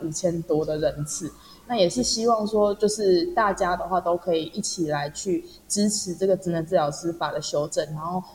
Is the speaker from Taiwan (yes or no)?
yes; northern Taiwan, Taiwan; 因为我是北部人